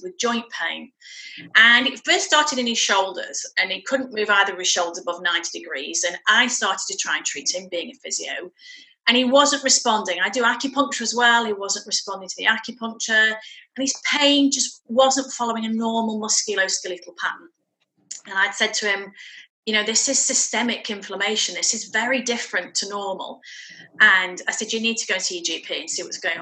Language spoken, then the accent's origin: English; Shropshire, West Midlands, United Kingdom; moved away as an adult; also born or lived in West London; now in Fife, United Kingdom; I'm born and bred in Shropshire, and we came up here with my husband's work.